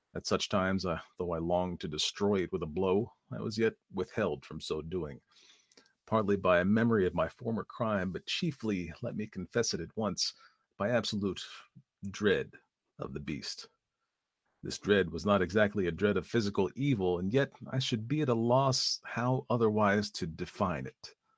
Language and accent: English; East Coast, United States; I say aunts because I am from the East Coast.